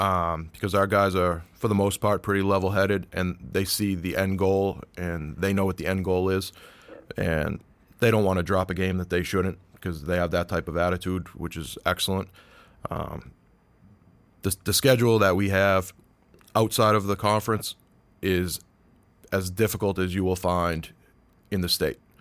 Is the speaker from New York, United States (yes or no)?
no; Peabody, Massachusetts, United States; I grew up in the North Shore. I grew up in Peabody